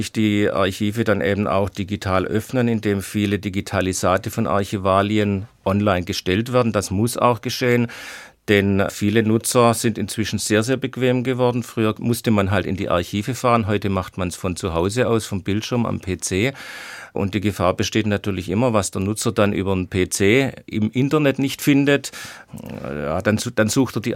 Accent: Rottweil, Baden-Württemberg, Germany; So kam ich dann äh, zunächst mal ins Stadtarchiv meiner Heimatstadt Rottweil.

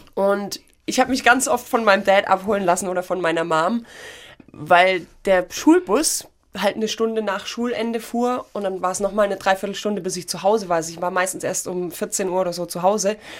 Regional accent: Dornstadt, Baden-Württemberg, Germany; Ich bin gebürtig aus Dornstadt. Ja. Das ist eine Viertelstunde von Ulm und da war ich in der Musikschule

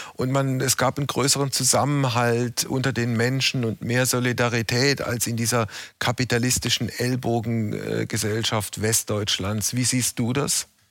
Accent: West Germany, Germany; ich als Wessi

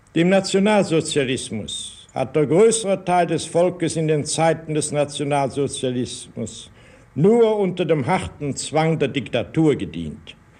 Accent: Germany; bei uns in Deutschland

